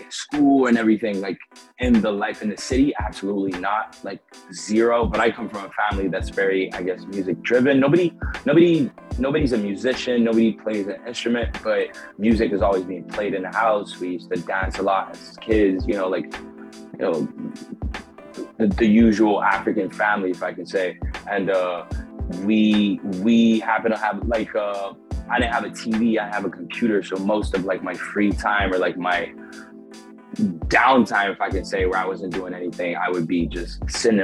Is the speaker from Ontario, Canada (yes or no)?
no; small Canadian town, Quebec, Canada; moved away; when I moved out of my hometown